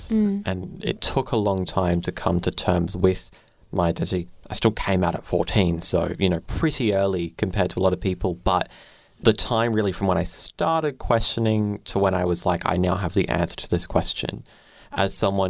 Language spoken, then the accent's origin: English; Brisbane, Queensland, Australia; I grew up in Brisbane